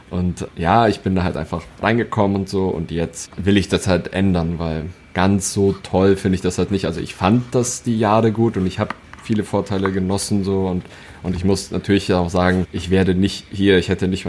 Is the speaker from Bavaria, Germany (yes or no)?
yes; Bavaria, Germany; Also ich bin ja in der Oberpfalz aufgewachsen.